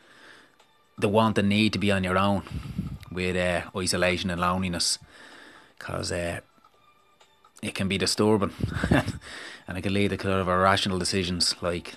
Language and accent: English; Dublin, Leinster, Ireland; And I grew up in Dublin